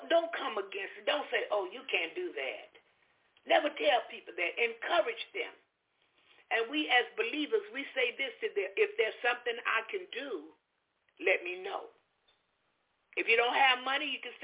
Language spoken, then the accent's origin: English; Jacksonville, Florida, United States; moved away; also born or lived in Alabama / Orlando, Florida; my hometown, Jacksonville